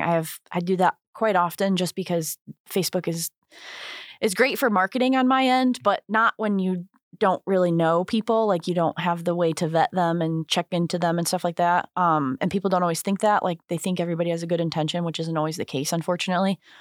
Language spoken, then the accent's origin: English; St. Anne, Illinois, United States; also born or lived in Joliet / Wilmington / St. Louis; we moved to Saint Ann, my mother and I did, uh, when I was starting second grade. So Saint Ann from second grade up through high school